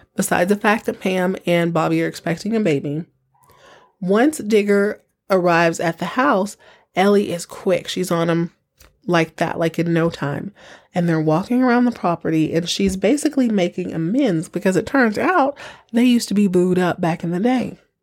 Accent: Texas, United States; I was born and raised in Texas

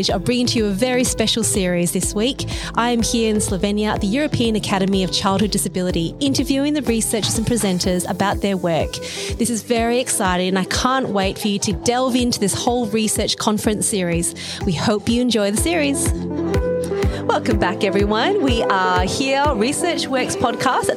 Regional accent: Australia; I'm from Australia

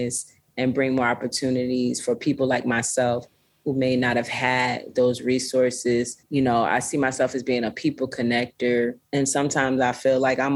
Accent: Florida, United States; now in Los Angeles, United States; I grew up in Florida, so I was always around beaches

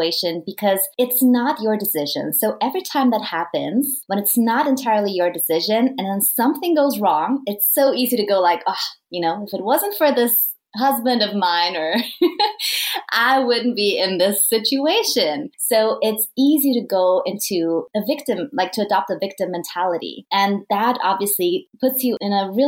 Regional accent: Vienna, Austria; moved away as an adult; also born or lived in United Kingdom / Madrid, Spain; I am from Vienna, Austria

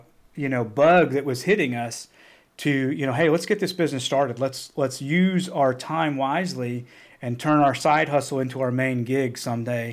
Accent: Cotter, Arkansas, United States; moved away as an adult; Bentonville is only a few hours from where I grew up in Cotter.

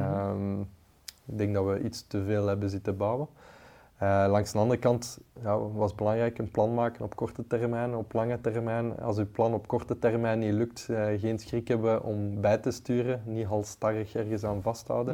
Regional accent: Leuven, Flanders, Belgium; ik ben zelf van het Leuvense

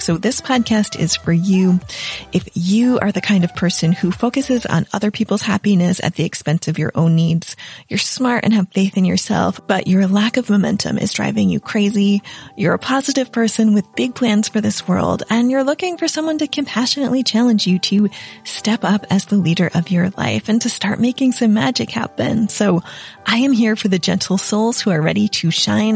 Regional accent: United States; moved away as an adult; also born or lived in Italy; I'm an American who in 2010 moved to Italy on my own

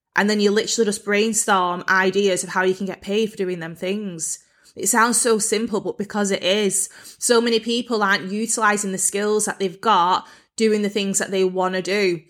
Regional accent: Bolton, North West England, United Kingdom; moved away; I was actually brought up in quite a rough part of Bolton.

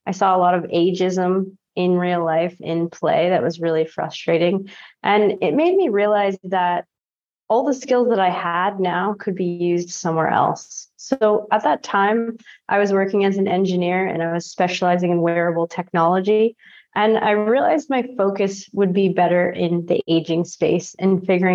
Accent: Sanford, Maine, United States; also born or lived in Bogota, Colombia; I was adopted from Bogota, Colombia, and I grew up in Sanford, Maine, which is southern Maine

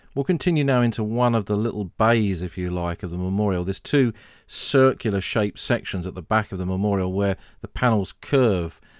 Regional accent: Sussex, South East England, United Kingdom; I was born in Sussex and I grew up in Sussex.

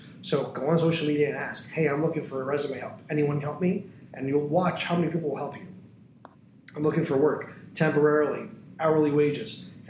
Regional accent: Tampa, Florida, United States; If you live in North Tampa and I live in South Tampa, but I grew up in North Tampa, so I know the mall there.

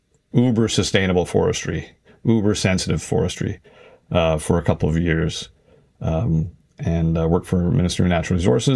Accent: Ottawa Valley, Ontario, Canada; I grew up in the Ottawa Valley at a small tourist resort, hunting, fishing, that kind of thing. A lot of canoeing.

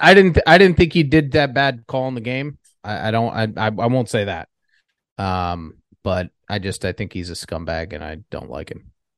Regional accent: New York, United States; as a New Yorker

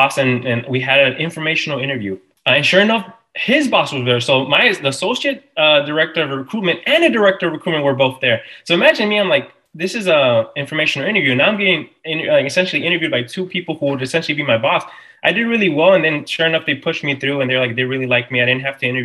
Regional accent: Harvey, Illinois, United States; I was born in Harvey, Illinois

